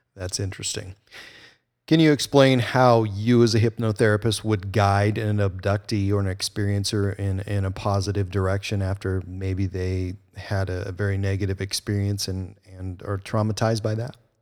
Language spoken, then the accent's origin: English; United States; I grew up on the Canadian border, and so I had kind of the best of both worlds